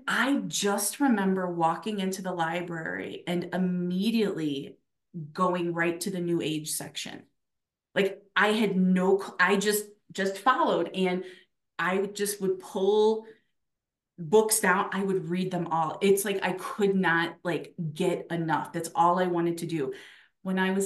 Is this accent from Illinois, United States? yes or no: yes; Chicago, Illinois, United States; I was born and raised in Chicago, my whole life, South Side girl